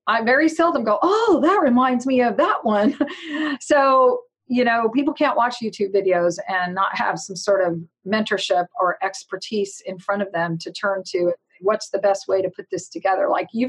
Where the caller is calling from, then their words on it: Stockton, California, United States; Big town. Actually, we do have almost 400,000 people. Stockton, California.